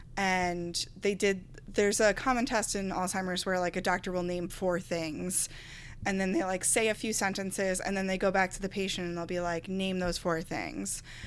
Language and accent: English; Garden City, New York, United States; also born or lived in Astoria, Queens; I've always lived on Long Island